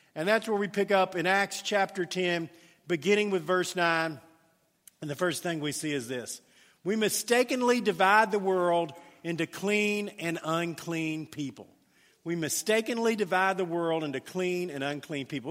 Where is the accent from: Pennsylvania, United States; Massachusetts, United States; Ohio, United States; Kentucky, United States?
Kentucky, United States; Louisville; I grew up in the South End of, of Louisville